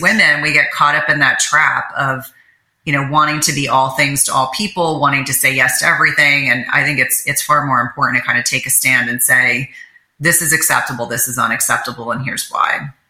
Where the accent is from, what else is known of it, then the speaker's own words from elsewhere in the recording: New Jersey, United States; I grew up in New Jersey